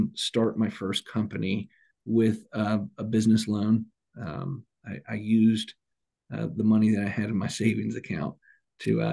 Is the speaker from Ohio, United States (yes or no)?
yes; Cincinnati, Ohio, United States; I'm from Cincinnati